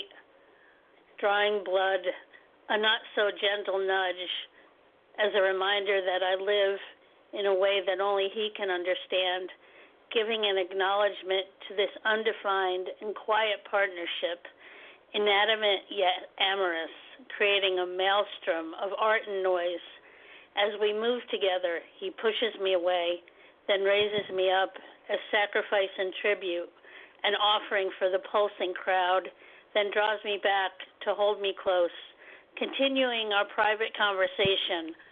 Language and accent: English; Poughkeepsie, New York, United States; I'm from Poughkeepsie, New York, which is upstate New York, 2 hours away from New York City